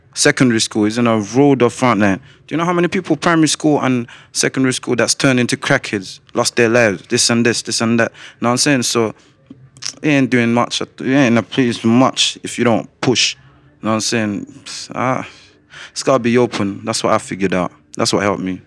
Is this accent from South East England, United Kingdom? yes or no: no; Coventry, West Midlands, United Kingdom; also born or lived in Slough / Gambia; I was born in Slough. I got sent to Gambia when I was two years old. I came back straight to Coventry at eight.